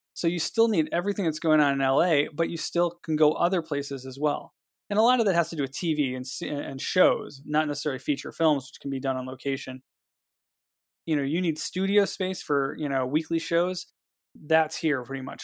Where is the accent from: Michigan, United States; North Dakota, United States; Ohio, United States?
Ohio, United States; Cleveland; now in Los Angeles, United States; being from Cleveland